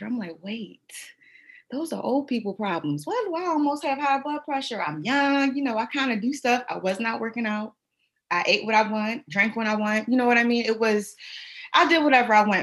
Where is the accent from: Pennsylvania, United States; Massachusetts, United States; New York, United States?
Pennsylvania, United States; Philadelphia; I'm from Philadelphia, and where I'm from, it's like, you know, you go to the corner store